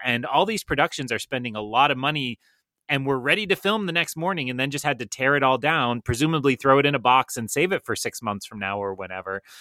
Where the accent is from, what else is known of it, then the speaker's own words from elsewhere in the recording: Melrose, Massachusetts, United States; I live in Melrose, Massachusetts